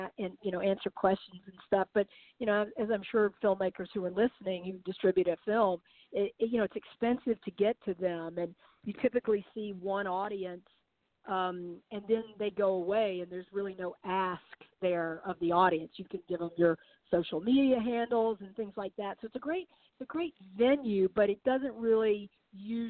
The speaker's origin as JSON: {"language": "English", "region": "the South", "country": "United States", "tie": "born or raised there", "said": "memoir of mine growing up in the South"}